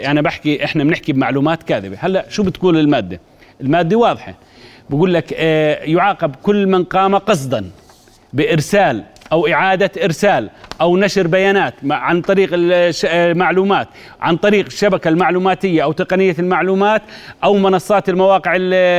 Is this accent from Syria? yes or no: no; Jordan; عندنا بالأردن